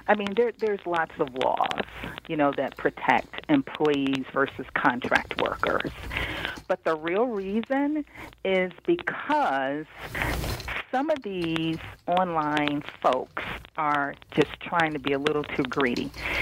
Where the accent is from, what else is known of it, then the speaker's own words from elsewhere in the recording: Cincinnati, Ohio, United States; I grew up in Cincinnati, Ohio. But I've been in the D.C. area for blah, blah, blah, many years.